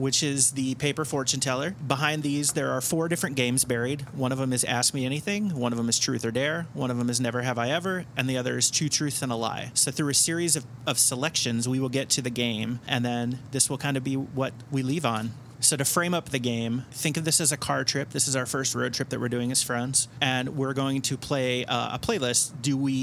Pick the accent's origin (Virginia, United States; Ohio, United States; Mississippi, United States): Ohio, United States; Cincinnati; moved away as an adult; now in Chicago, United States; my hometown of Cincinnati